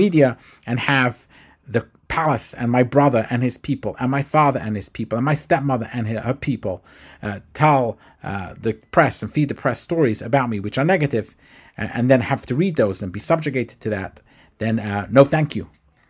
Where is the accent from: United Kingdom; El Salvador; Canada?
United Kingdom; England; now in United States; I was brought up in England. I moved to the United States. I also was brought up in a very strict type of institution, Orthodox Judaism.